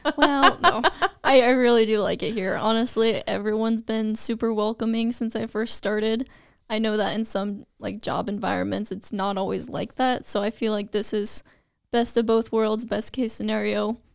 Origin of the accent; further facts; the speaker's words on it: Vinson, Iowa, United States; also born or lived in Fort Dodge, Iowa; I am from the small town of Vinson, Iowa